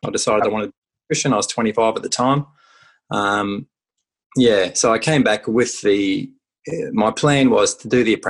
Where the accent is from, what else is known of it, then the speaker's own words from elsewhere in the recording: Warwick, Queensland, Australia; also born or lived in Brisbane / Gold Coast; So I grew up just outside Warwick on a farm, and primary school, moved to Brisbane for high school.